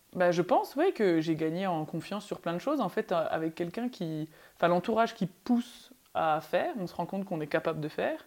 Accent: Belfort, Bourgogne-Franche-Comté, France; moved away; j'ai grandi à Belfort

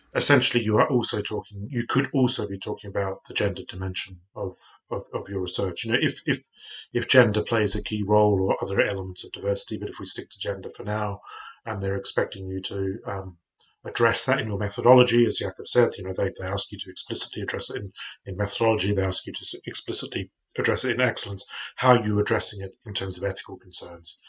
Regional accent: Australia; now in United Kingdom; I'm from Australia, but I live in the U K now.

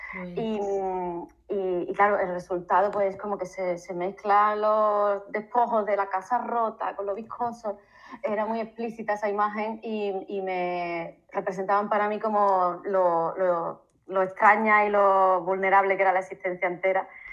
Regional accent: Seville, Andalusia, Spain; moved away as an adult; now in Sierra de Huelva, Spain; yo soy de Sevilla, pero, pero vivo en la Sierra de Huelva

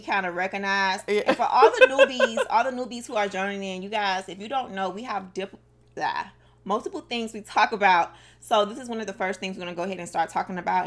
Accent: Miami, Florida, United States; I'm from Dade County

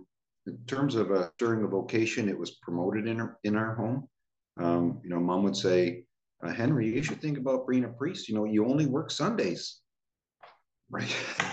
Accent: Chatham, Ontario, Canada; I grew up in Chatham, and both my parents are Polish. They came from Poland, met in Chatham and married in Chatham, and they had 8 kids. And Poland being a very Catholic country

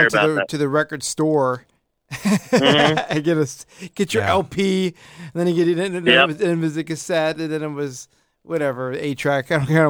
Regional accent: Chicago, Illinois, United States; now in Phoenix, United States; my hometown of Chicago

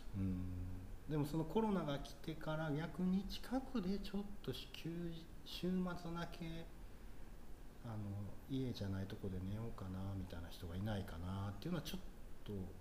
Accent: Takarazuka, Hyogo, Japan; 僕の地元はここやから

